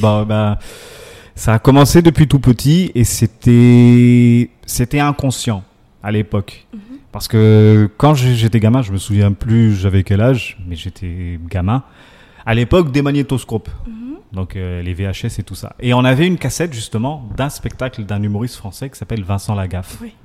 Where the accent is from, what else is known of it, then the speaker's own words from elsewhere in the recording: Comoros; je suis comorien